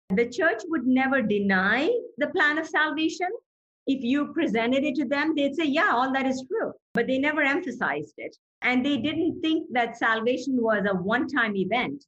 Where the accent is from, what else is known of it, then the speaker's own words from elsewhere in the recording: Chennai, Tamil Nadu, India; moved away; I was born in India in the city of Chennai, and the old name for Chennai was Madras.